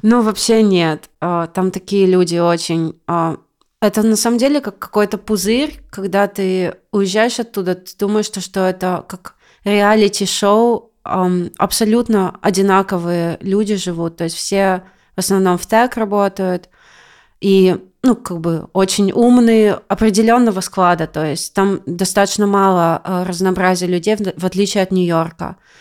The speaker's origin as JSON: {"language": "Russian", "region": "Siberia", "country": "Russia", "moved": "as an adult", "lives_now": "California, United States", "said": "я из Сибири"}